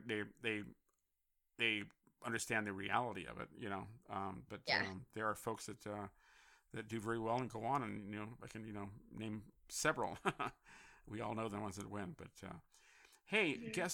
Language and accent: English; San Francisco, California, United States; also born or lived in Connecticut; I grew up in San Francisco